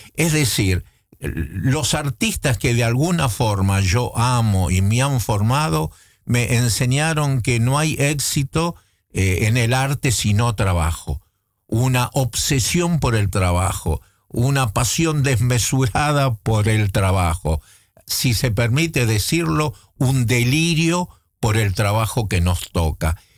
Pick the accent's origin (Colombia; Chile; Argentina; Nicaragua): Argentina; Buenos Aires; moved away as an adult; also born or lived in Netherlands; yo como intelectual porteño, eh, criado en la ciudad de Buenos Aires